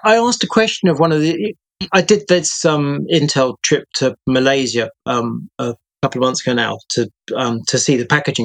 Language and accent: English; United Kingdom; I speak here as a Brit